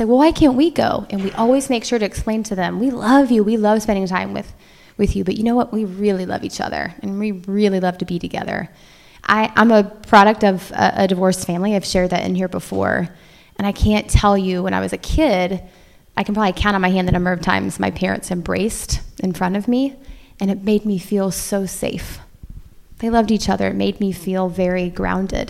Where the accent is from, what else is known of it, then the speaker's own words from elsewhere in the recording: Indiana, United States; Aaron and I were born and raised in Indiana